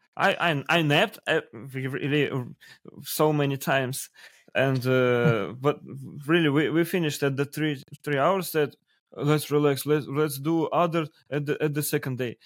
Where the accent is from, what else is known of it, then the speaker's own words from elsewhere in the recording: Russia; English is a second language; we have so huge country